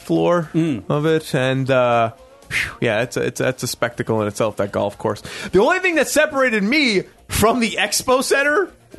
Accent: New York City, New York, United States; I grew up in New York City.

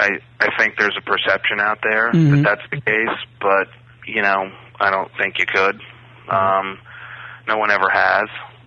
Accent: Bronx, New York, United States; See, I'm from the Bronx, and the only horses I knew had policemen on them.

